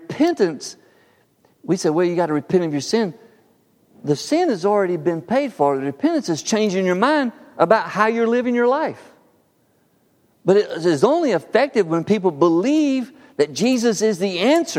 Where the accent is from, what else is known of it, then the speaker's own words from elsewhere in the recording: Harpersville, Alabama, United States; my little world growing up in Harpersville